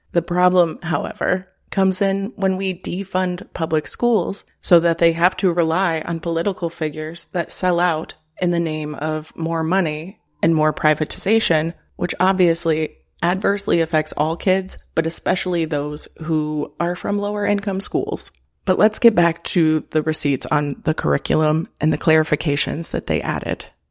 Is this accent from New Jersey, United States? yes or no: no; Florida, United States; moved away as an adult; now in Chicago, United States; I grew up in Florida